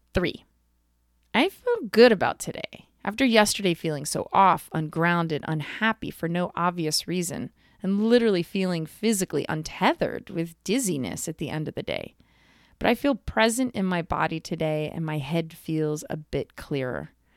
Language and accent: English; East Coast, United States; I'm from the East Coast